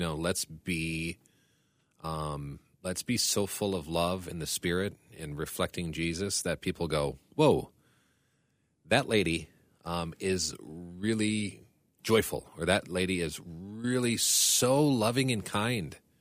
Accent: United States; as an American

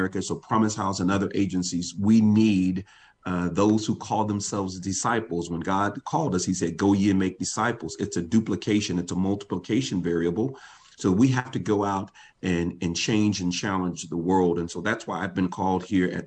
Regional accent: Dallas, Texas, United States; I was raised in Dallas public schools

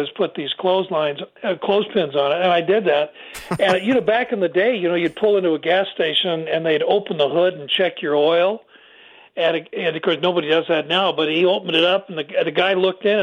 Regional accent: Southern California, United States; I grew up in Southern California

